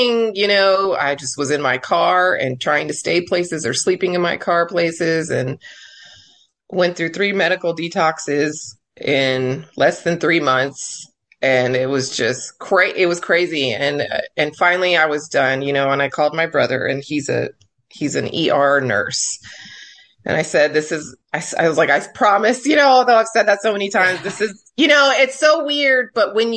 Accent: El Paso, Texas, United States; now in Corpus Christi, United States; in high school, I grew up in El Paso

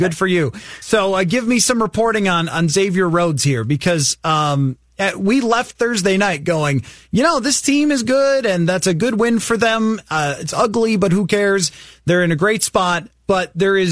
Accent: Buffalo, New York, United States; I grew up in Buffalo

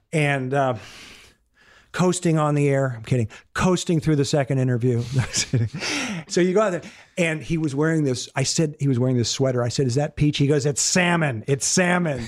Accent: Minnesota, United States; moved away; growing up in Minnesota

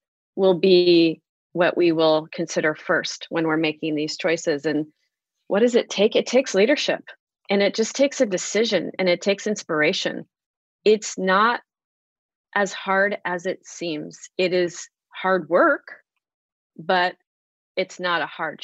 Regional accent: California, United States; moved away as an adult; now in Illinois, United States; I moved here to Illinois from California

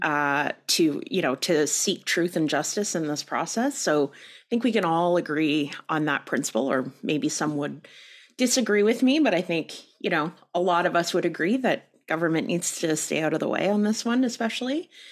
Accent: Canada; we're too Canadian

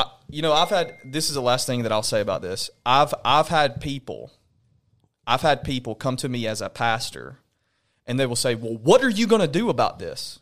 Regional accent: Alabama, United States; now in Knoxville, United States; I'm from Alabama.

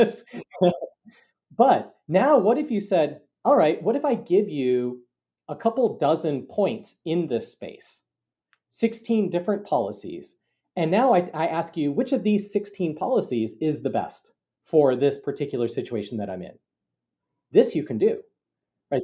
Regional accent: Bloomington, Minnesota, United States; moved away as an adult; also born or lived in Cambridge, Massachusetts; now in Ann Arbor, United States; I grew up in, uh, Bloomington, Minnesota.

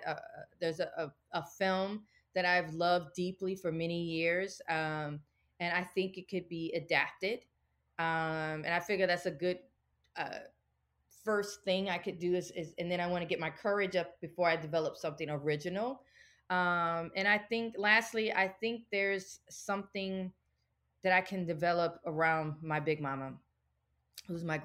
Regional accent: the South, United States; we're from the South, like my big mama pretty much was a domestic worker

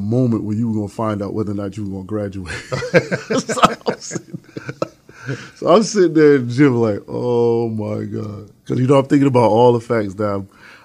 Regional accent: New York, United States; moved away as an adult; also born or lived in Charlotte, North Carolina; now in Atlanta, United States; Originally from New York, Harlem

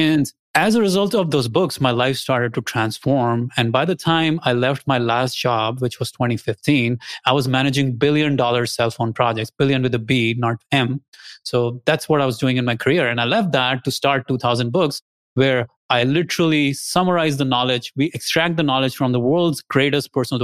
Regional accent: India; moved away as an adult; also born or lived in Austin, Texas; now in United States; I'm originally from India. I came here, I got my graduate degrees.

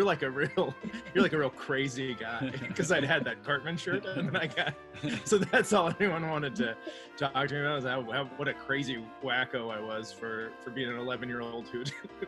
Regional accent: Rolla, Missouri, United States; born there; Dave said I'm from Iowa, but I was born in Rolla, Missouri, which is like a swimming hole with a mayor.

